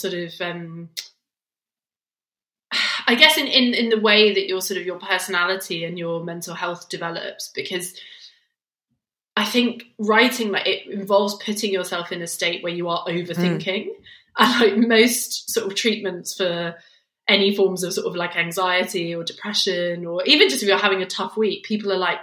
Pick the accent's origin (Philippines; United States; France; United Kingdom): United Kingdom; between Luton and Bedford, East of England; now in London, United Kingdom; I was born in Luton, but I didn't actually grow up in Luton. I grew up in, I grew up in two little small sort of town villages between Luton and Bedford